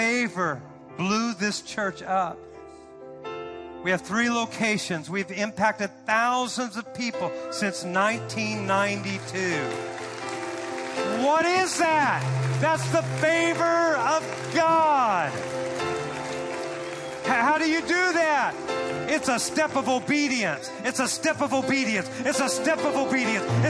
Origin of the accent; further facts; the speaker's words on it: Santa Cruz, California, United States; moved away as an adult; also born or lived in Oklahoma; now in Fresno, United States; I grew up in the Santa Cruz area where all the hippies were.